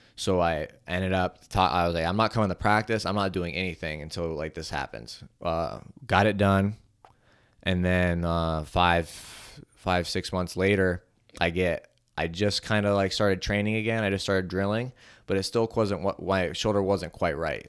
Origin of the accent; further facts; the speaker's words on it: Ohio, United States; it was in my hometown. It was in Cleveland, and not my hometown. It was in Ohio